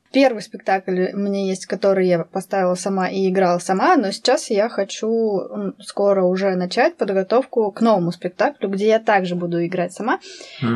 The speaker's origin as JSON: {"language": "Russian", "region": "Altai Krai", "country": "Russia", "tie": "born or raised there", "said": "я вообще в Алтайском крае родилась. Вот сам процесс этот был а, в Алтайском крае."}